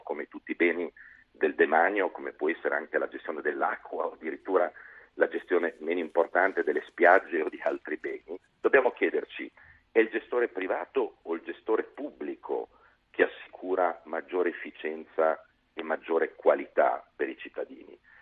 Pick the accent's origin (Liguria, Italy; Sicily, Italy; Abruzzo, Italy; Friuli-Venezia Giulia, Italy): Liguria, Italy; sono ligure di origine